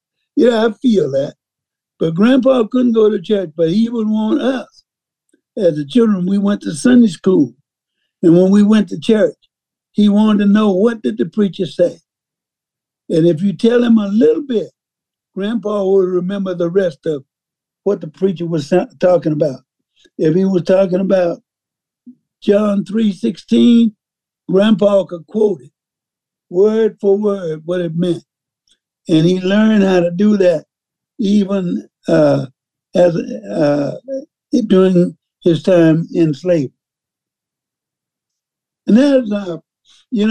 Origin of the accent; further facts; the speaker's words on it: Mississippi, United States; So being that I grew up in Mississippi